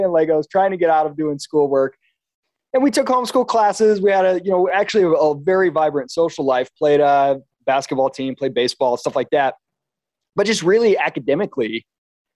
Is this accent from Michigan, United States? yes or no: yes; Kalamazoo, Michigan, United States; moved away as an adult; I was born and raised in Michigan, Kalamazoo, Michigan.